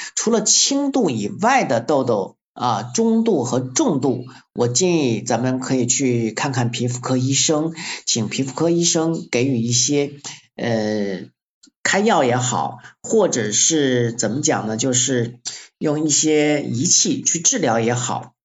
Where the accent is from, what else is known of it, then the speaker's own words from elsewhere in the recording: Luzhai, Guangxi, China; 我在柳州和桂林中间的陆寨县出生的